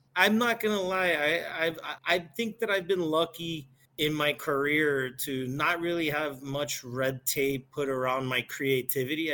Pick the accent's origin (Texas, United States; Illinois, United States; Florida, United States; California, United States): Florida, United States; Miami; moved away as an adult; also born or lived in Chicago; born and raised in Miami, never lived anywhere else